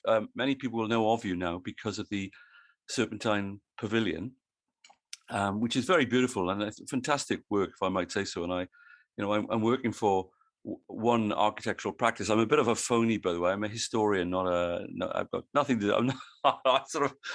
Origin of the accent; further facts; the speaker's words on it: Wales, United Kingdom; now in Australia; I live in Australia and I'm from Wales originally